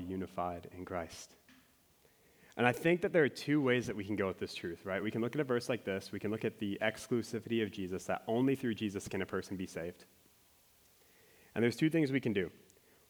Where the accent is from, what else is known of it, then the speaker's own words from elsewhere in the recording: Minnesota, United States; I'm from Minnesota